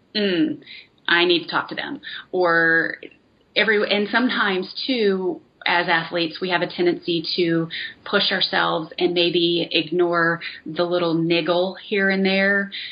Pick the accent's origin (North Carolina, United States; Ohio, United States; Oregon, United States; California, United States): North Carolina, United States; moved away as an adult; now in Las Vegas, United States; I'm from North Carolina